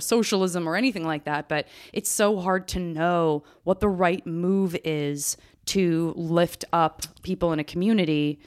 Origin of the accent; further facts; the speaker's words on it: Tucson, Arizona, United States; moved away; also born or lived in Los Angeles / San Francisco; I would not choose to move back to Tucson